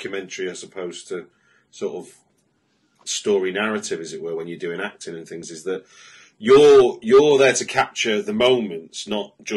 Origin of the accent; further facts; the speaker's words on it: the Northwest, North West England, United Kingdom; I come from the Northwest